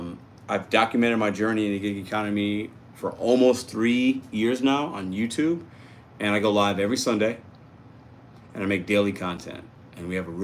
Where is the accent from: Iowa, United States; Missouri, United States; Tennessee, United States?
Missouri, United States; St. Louis; Love Memphis, a lot of similarities from to Memphis to St. Louis. I'm from St. Louis, so.